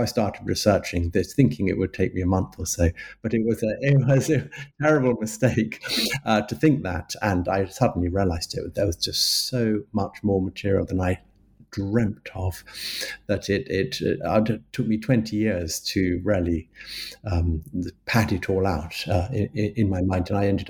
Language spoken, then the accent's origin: English; London, United Kingdom; I'm a Londoner. I was born in London, and I've lived in London for most of my life, with a little foray into the countryside in my teenage years.